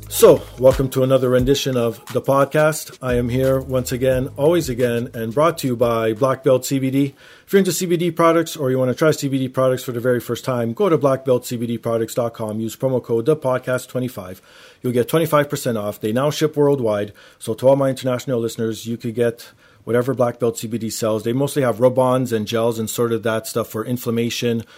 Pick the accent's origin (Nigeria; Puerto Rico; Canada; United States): Canada; Toronto, Ontario; I grew up in Toronto